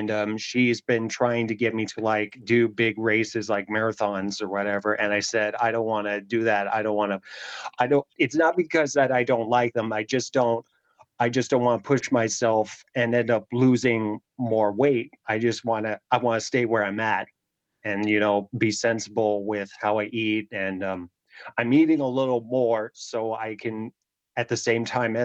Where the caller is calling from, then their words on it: Pennsylvania, United States; I'm calling in from Pennsylvania